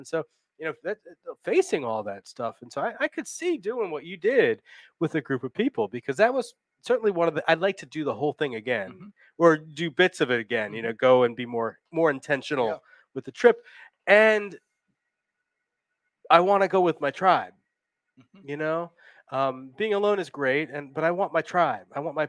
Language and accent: English; New Jersey, United States; I'm from New Jersey originally. That's New Jersey in me coming out a little bit.